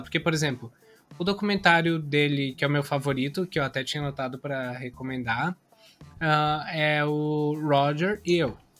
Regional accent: Caxias do Sul, Rio Grande do Sul, Brazil; eu sou de Caxias do Sul, lá tem muitas empresas grandes

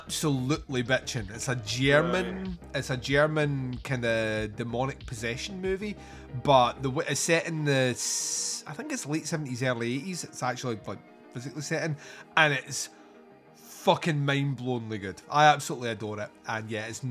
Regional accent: Scotland, United Kingdom; I'm Scottish

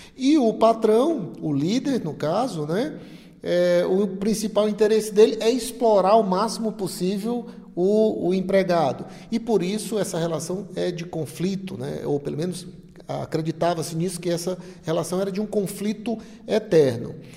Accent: Ceará, Brazil; nós que somos aqui do Nordeste, especialmente aqui no Ceará também

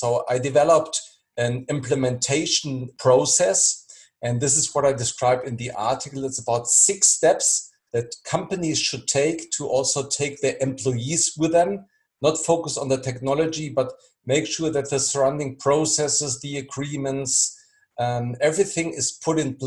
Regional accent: near Frankfurt, Hesse, Germany; moved away as an adult; now in Berlin, Germany; I'm based in Berlin. I was born near Frankfurt, and in 2012 I relocated, and I live now in one of the most exciting cities in Europe.

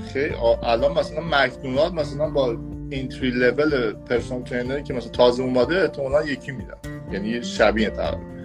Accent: Iran; now in Miami, United States; من از ایران اومدم

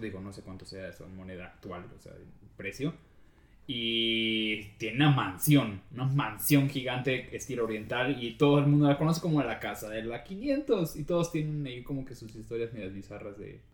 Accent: Mérida, Yucatán, Mexico; accent: Yucatecan; now in Mexico City, Mexico; yo soy de Mérida y pues creo que no se había notado como acento

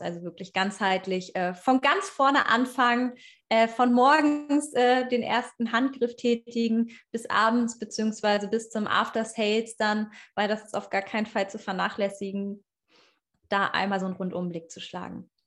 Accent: Hanover region, Schaumburg, Lower Saxony, Germany; ich komme aus der Region Hannover, eigentlich Schaumburgerin, aber ich fühle mich als Hannoveranerin.

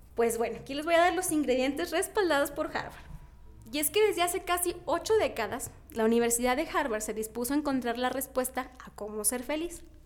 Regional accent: Mexico; nos caracteriza a los mexicanos

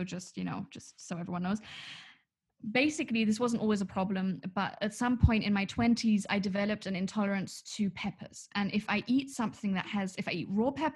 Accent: Munich, Bavaria, Germany; we grew up in Munich

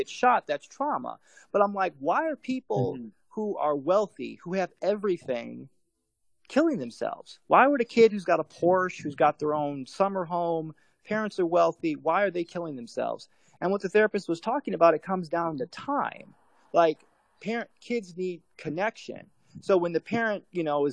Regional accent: Chicago, Illinois, United States; I grew up in Chicago

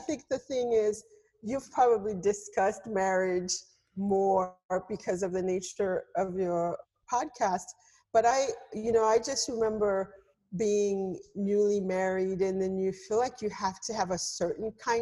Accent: Haiti; moved away; I grew up like in Haiti in a culture of radio

